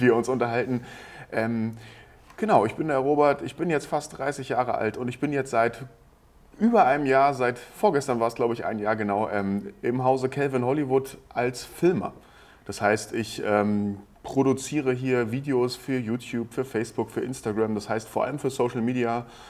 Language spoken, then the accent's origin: German; Hamburg, Germany; moved away as an adult; ich komme eigentlich aus Norddeutschland, aus dem Raum Hamburg